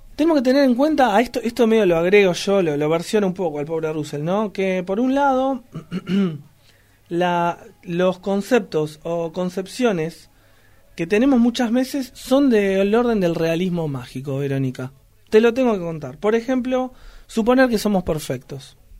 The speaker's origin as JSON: {"language": "Spanish", "country": "Argentina", "said": "Somos grosos, los argentinos"}